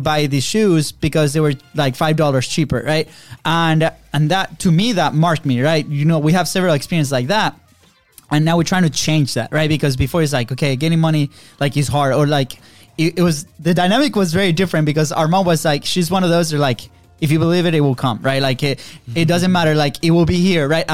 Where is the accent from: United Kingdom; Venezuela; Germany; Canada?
Venezuela; moved away as an adult; now in United States; we grew up in Venezuela. Third world country